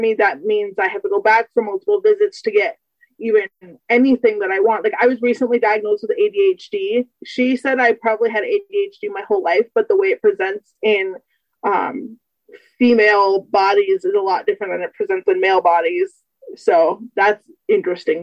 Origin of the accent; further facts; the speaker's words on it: United States; I'm 24 from the United States